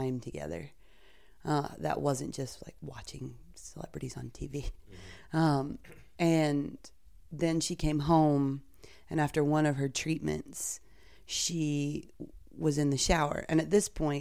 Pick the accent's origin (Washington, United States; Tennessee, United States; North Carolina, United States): North Carolina, United States; now in Brooklyn, United States; living in Brooklyn, but I grew up in North Carolina.